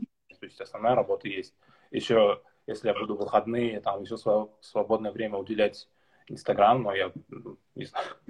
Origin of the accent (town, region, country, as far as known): Karabash, Tatarstan, Russia; born or raised there; moved away as an adult; also born or lived in Kazan, Russia; now in Denmark